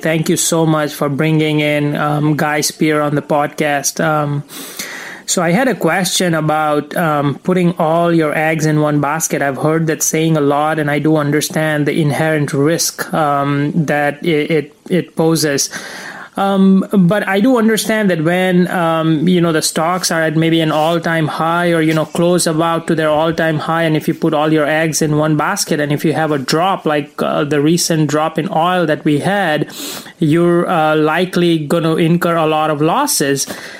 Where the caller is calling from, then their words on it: Atlanta, Georgia, United States; I'm calling from Atlanta, Georgia.